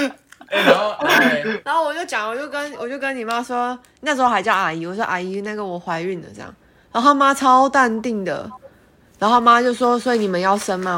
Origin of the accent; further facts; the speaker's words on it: Hualien, Hualien County, Taiwan; 因为我是花莲人嘛